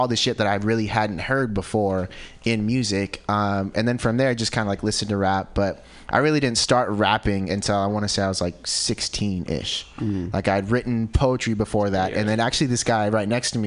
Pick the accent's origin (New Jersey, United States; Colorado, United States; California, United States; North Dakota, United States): California, United States; Santa Cruz; born and raised in Santa Cruz